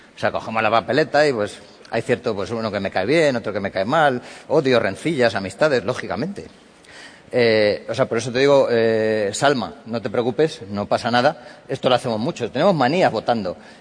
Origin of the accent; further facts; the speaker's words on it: Spain; como, españoles que somos